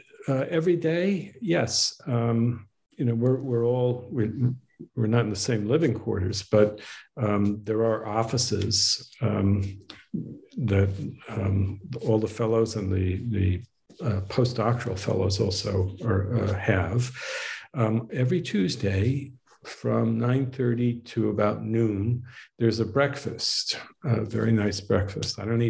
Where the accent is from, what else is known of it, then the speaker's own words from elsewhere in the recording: Northeast, United States; but I was raised in the Northeast, so this is in a way coming home.